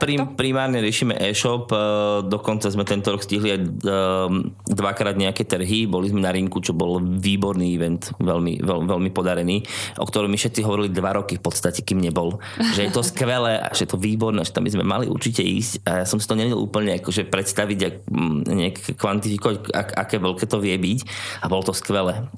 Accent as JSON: {"language": "Slovak", "town": "Poprad", "region": "Prešov Region", "country": "Slovakia", "tie": "born or raised there", "also_born_or_lived": "England", "moved": "as an adult", "lives_now": "Trnava, Slovakia", "said": "keďže ja som pôvodom z Popradu, tak som šiel domov do Popradu"}